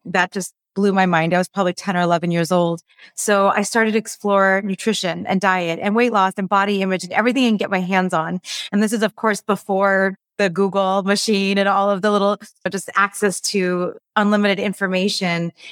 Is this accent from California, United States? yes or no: yes; Los Angeles, California, United States; So, I grew up in Los Angeles. I'm still in Los Angeles, born and raised